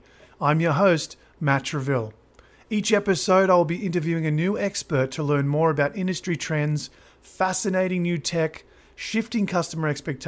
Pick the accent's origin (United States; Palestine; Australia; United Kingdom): Australia; my home country of Australia.